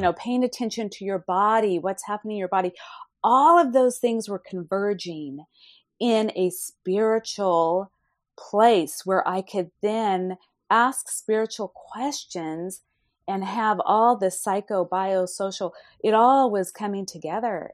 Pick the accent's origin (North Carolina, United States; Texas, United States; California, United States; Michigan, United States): California, United States; Fresno; my hometown of Fresno, California